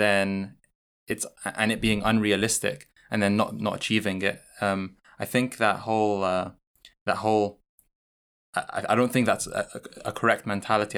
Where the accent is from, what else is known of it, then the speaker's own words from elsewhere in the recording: London, United Kingdom; moved away as an adult; now in Newcastle, United Kingdom; I'm from London